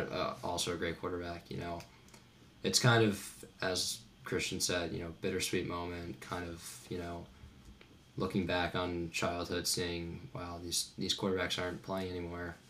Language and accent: English; right outside of Philly, Pennsylvania, United States; my hometown's right outside of Philly, so you know I have that Philly spirit